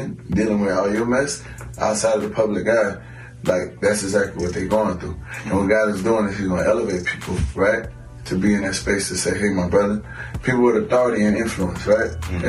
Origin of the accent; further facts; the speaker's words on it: New Orleans, Louisiana, United States; So I'm from New Orleans, you heard me.